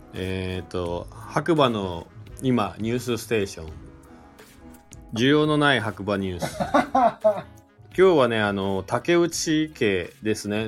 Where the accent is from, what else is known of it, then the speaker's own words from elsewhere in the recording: Shizuoka, Japan; now in Hakuba, Japan; 僕は、あの、正直、静岡県出身なんで、あの、給食でクジラの肉も出たし